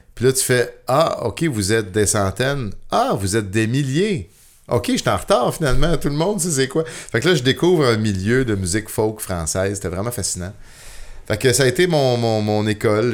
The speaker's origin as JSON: {"language": "French", "town": "Saint-Jean-sur-Richelieu", "region": "Quebec", "country": "Canada", "tie": "born or raised there", "lives_now": "Saint-Antoine-sur-Richelieu, Canada", "said": "je suis né à Saint-Jean sur Richelieu"}